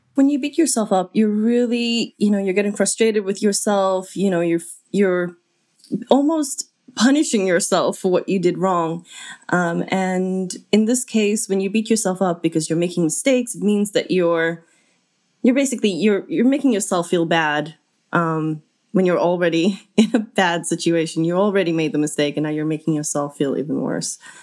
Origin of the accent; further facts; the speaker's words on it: South Africa; as a South African